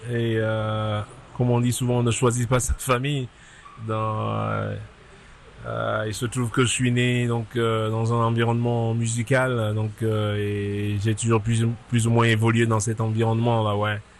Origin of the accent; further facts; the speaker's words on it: East, Cameroon; also born or lived in France; now in United States; Donc, je suis euh, natif du Cameroun, à l'est du Cameroun, et j'ai grandi au Cameroun. Donc, et je quitte le Cameroun pour aller donc en France où je reste un peu de temps.